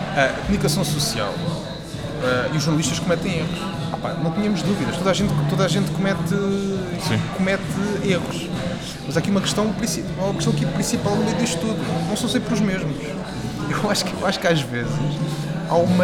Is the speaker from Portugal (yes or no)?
yes; Aveiras de Cima, Lisbon, Portugal; com a minha terra. Eu sou de, de sou de Aveiras de Cima.